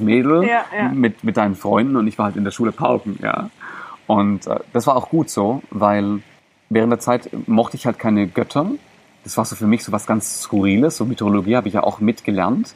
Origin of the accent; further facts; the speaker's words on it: Germany; first language Greek; German is a second language; also born or lived in Greece (ancestry); ich bin hier in Deutschland geboren worden.